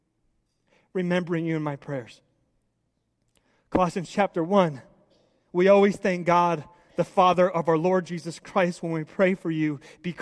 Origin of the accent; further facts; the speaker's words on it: United States; I love being an American